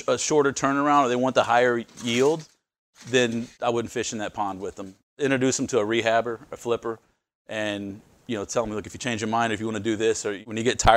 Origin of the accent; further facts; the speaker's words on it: Houston, Texas, United States; I'm from the Houston area